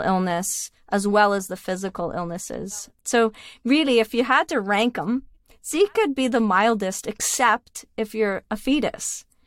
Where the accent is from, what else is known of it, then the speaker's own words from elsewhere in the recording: Canada; I'm Canadian